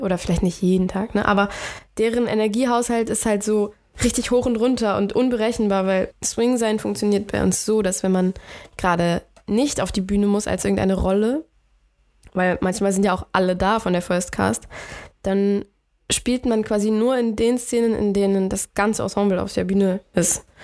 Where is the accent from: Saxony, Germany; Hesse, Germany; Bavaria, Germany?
Bavaria, Germany; now in Hamburg, Germany; den Frühling bin ich nach Bayern gegangen, wo ich herkomme